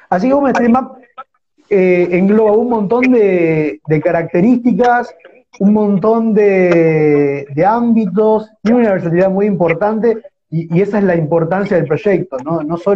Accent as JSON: {"language": "Spanish", "town": "López", "country": "Argentina", "said": "yo soy de López, un pueblo de, 1.700 habitantes"}